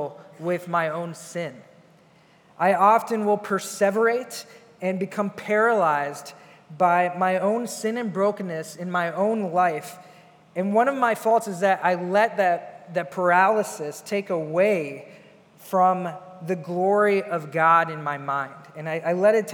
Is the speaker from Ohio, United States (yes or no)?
yes; Ohio, United States; moved away as an adult; now in Chicago, United States; I was born in Chicago, grew up in Ohio